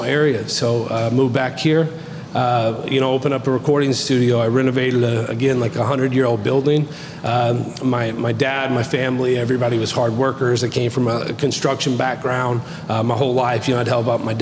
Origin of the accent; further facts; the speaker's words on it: Du Quoin, Illinois, United States; also born or lived in Orlando, Florida; I'm born and raised in Ducoin, so local boy